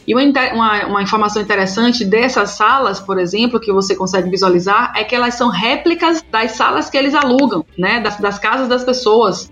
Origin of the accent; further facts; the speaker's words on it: Salvador, Bahia, Brazil; eu moro e nasci em Salvador